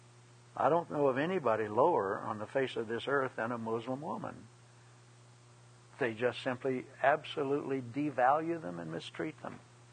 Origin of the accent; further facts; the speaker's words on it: Scotland, United Kingdom; I'm Scot, and we're both a lot of Irish background